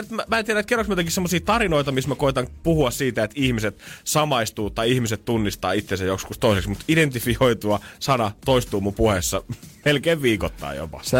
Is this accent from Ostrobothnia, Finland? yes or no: yes; Ostrobothnia, Finland; tuolla meillä Pohjanmaalla